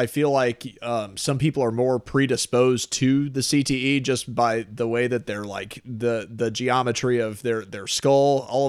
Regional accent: Oakville, Missouri, United States; I grew up in Oakville, actually.

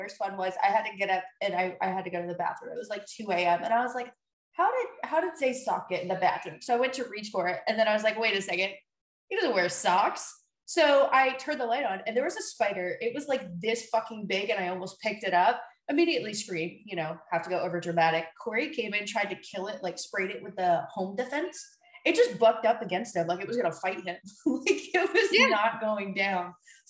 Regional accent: the South, United States; I grew up in the South. They basically look like grits.

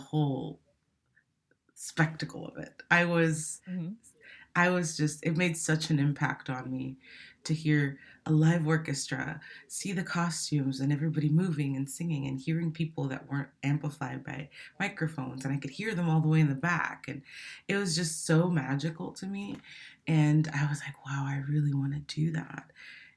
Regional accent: Miami, Florida, United States; also born or lived in Santo Domingo, Dominican Republic / New Jersey, United States; I grew up there until I was about eight, and then from there I went to Miami, Florida, and I would say that I got started with music after I moved to Miami, and I was in like fifth grade

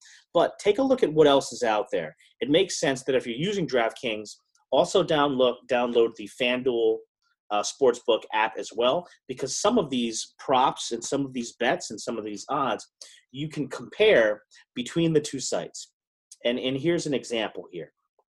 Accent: New Jersey, United States; I grew up in South Jersey. You know, they barely even had dry cleaners down there.

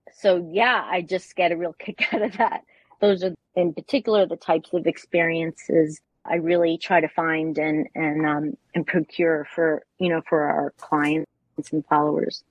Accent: New York, United States; moved away as an adult; now in Bologna, Italy; I'm originally from New York, uh, spent about 30 years in banking and technology

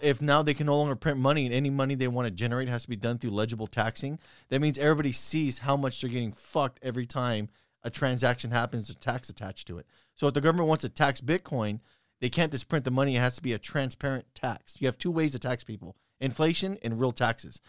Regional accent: United States; As an American

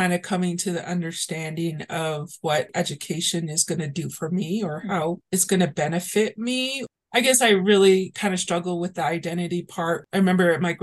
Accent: Chinle, Arizona, United States; first language Navajo; English is a second language; I was born and raised in Chinle, Arizona, which is the central part of the Navajo Reservation

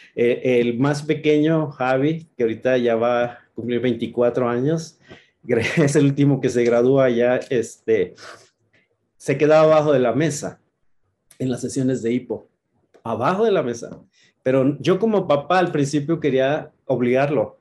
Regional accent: Chihuahua, Mexico; moved away; Nosotros somos originarios de Chihuahua

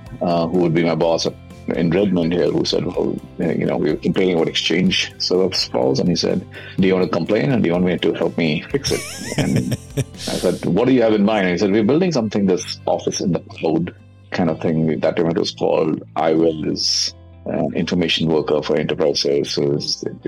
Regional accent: India; I grew up in India. Like you were saying earlier, my father was in the Air Force, so we traveled a long time growing up.

